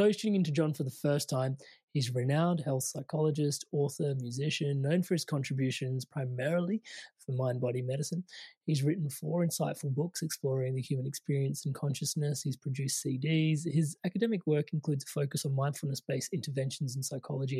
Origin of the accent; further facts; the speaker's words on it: India; I'm Indian